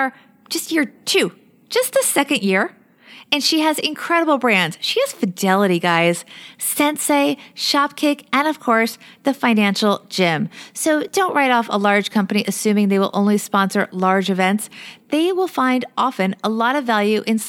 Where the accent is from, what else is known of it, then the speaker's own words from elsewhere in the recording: New York City, New York, United States; my hometown, New York City